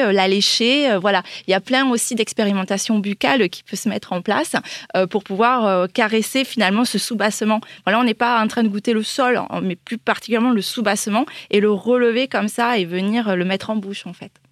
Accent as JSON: {"language": "French", "town": "Toulouse", "region": "Occitania", "country": "France", "said": "je viens du Lauragais, euh, de Toulouse"}